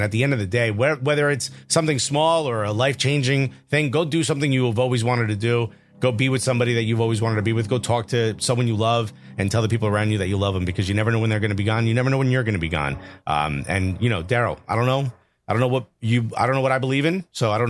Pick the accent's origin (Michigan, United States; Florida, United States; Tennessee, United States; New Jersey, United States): New Jersey, United States; Newark; I told you I was from Newark.